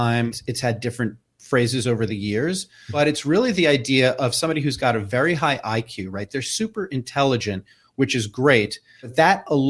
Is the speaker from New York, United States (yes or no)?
yes; New York City, New York, United States; I growing up in New York City in the 70s and early 80s